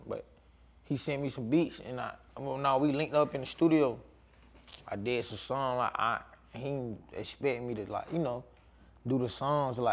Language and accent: English; Atlanta, Georgia, United States; I'm from Atlanta